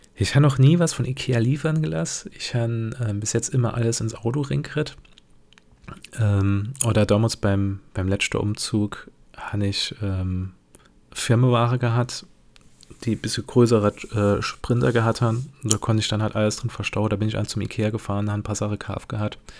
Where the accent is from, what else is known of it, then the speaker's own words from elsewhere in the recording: Germany; ich bin ein typischer Deutscher